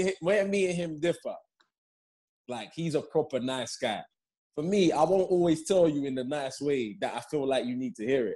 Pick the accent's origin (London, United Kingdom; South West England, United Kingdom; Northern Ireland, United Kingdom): London, United Kingdom; also born or lived in Leeds; I, was born in Leeds, but I was only there two months. So, okay. And then I came to London.